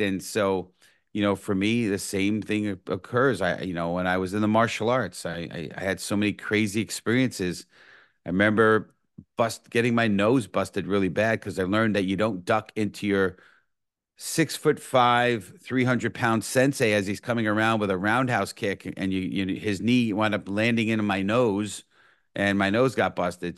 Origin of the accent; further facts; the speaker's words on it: New York City, New York, United States; born and raised in the Bronx